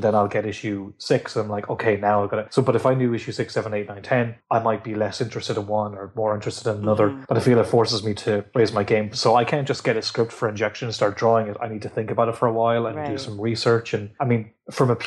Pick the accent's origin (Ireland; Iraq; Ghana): Ireland; I'm Irish